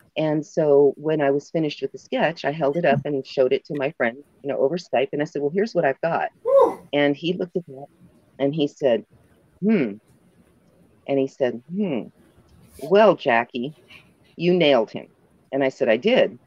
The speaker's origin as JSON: {"language": "English", "region": "California", "country": "United States", "tie": "born or raised there", "said": "my home state mm-hmm. in California"}